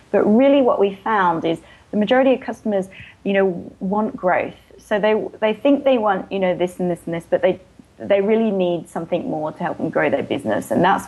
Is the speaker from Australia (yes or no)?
yes; Australia; accent: hybrid; also born or lived in England; now in San Francisco, United States; because I was born in England and then moved to Australia when I was 10. And so I'm a dual citizen and then lived in Australia for most of my life. Before moving to San Francisco.